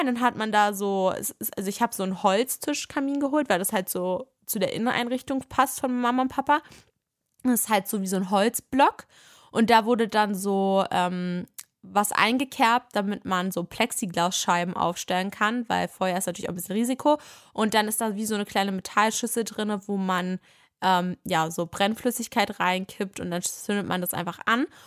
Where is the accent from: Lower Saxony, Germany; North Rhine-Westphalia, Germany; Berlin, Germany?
Berlin, Germany; wir kommen ja aus Berlin, wir wohnen hier